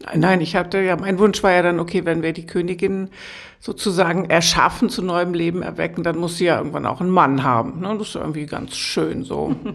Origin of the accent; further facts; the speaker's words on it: Lower Saxony, Germany; now in Potsdam, Germany; ich bin ja gebürtig aus Niedersachsen